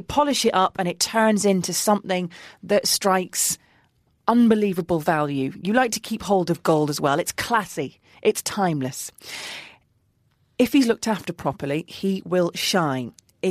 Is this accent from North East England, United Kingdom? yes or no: yes; Middlesbrough, North East England, United Kingdom; This is a girl whose hometown is Middlesbrough, okay? I love my hometown, and we are called the roughest and most rubbish town in the whole of the UK, but I'm still proud.